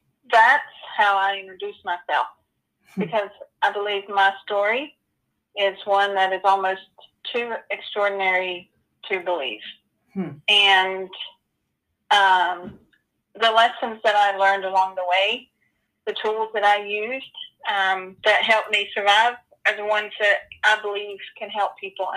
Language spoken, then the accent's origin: English; Spain; born there; I don't know much about myself other than I was born in Spain.